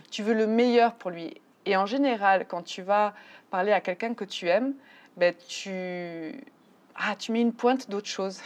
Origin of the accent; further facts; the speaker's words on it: France; moved away as an adult; now in Mexico; Je suis française. Je vis au Mexique depuis 15 ans